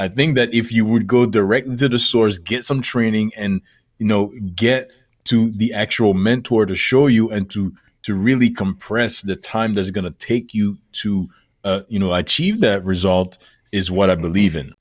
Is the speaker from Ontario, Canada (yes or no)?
no; Montreal, Quebec, Canada; now in Toronto, Canada; Born and raised in Montreal, which is about four or five hour east of where I'm at right now